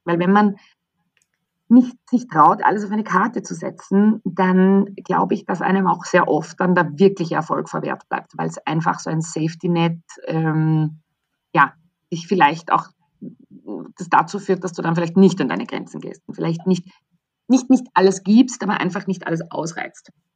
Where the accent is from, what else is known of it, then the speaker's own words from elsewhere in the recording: Austria; moved away as an adult; also born or lived in London; so bin ich dann eigentlich in der Mitte Österreichs genau eine halbe Stunde von meinem Geburtsort weggelandet